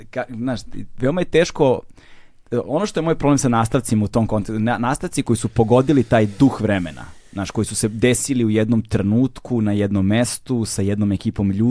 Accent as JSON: {"language": "Croatian", "region": "Belgrade", "country": "Serbia", "said": "meni kengur zato što sam s Voždovca. Znaš, to je ono, ja sam baš iz Vojvode stepe, ono, znaš, to, baš sam kao tu."}